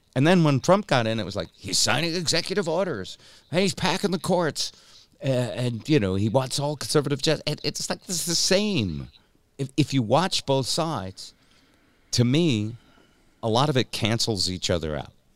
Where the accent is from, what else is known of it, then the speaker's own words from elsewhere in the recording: New England, United States; I'm from New England